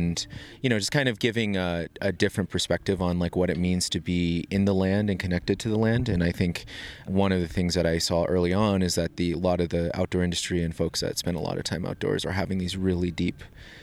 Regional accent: northeastern Arizona, United States; now in Denver, United States; I'm originally from the Navajo Nation in northeastern Arizona.

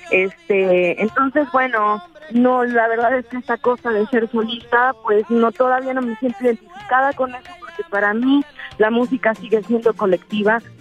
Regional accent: Veracruz, Mexico; esta es una ofrenda de amor y de cariño a, pues a mi pueblo, a de Campo, pero a Veracruz también, a Jalapa.

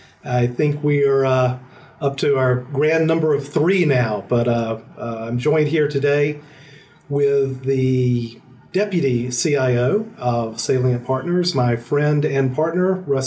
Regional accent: Alabama, United States; accent: drawl; moved away as an adult; also born or lived in Nashville, Tennessee; Born and bred, as they say, yeah. Right in Alabama. No, it's there for 18 years until went off to college, all the way up to Nashville, Tennessee.

